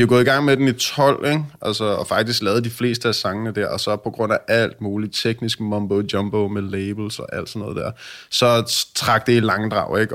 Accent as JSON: {"language": "Danish", "town": "Hillerød", "region": "Capital Region of Denmark", "country": "Denmark", "said": "jeg er fra Hillerødder"}